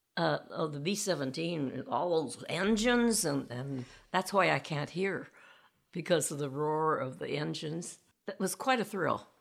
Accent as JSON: {"language": "English", "region": "Indiana", "country": "United States", "tie": "born or raised there", "said": "In Indiana, on a farm way out in the country."}